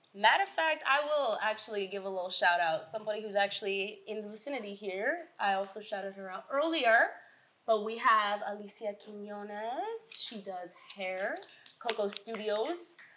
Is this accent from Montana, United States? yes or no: no; New York City, New York, United States; I hail from Queens, New York